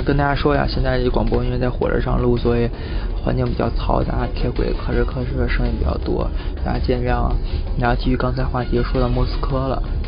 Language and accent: Chinese; China; moved away as an adult; 我我回国次数多了